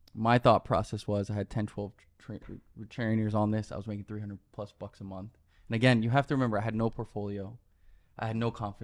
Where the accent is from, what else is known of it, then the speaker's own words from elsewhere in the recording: Miami, Florida, United States; moved away as an adult; also born or lived in New York; now in Los Angeles, United States; born and raised in Miami, Florida, uh, spent 18 years there, grew up